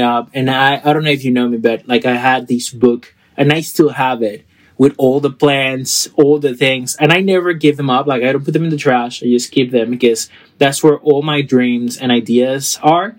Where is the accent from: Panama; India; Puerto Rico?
Panama; now in Phoenix, United States; I am from Panama originally, and I live also in Phoenix, Arizona.